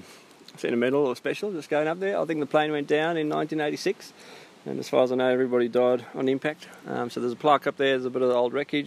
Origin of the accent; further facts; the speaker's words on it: South Africa; now in Cairns, Australia; I'm South African